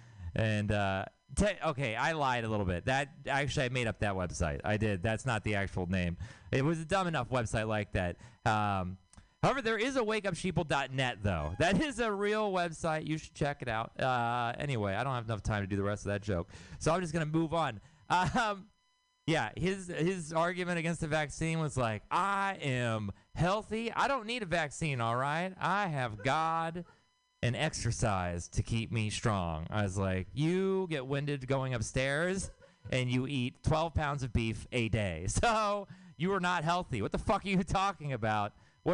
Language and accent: English; Houston, Texas, United States; I'm from Texas. I'm from Houston, Texas, and which means I have city family and I have country family.